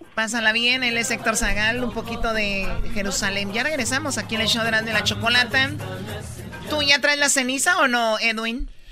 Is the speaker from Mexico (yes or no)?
yes; Tepatitlán, Jalisco, Mexico; yo soy de Tepatitlán y ahí está el Señor de la Misericordia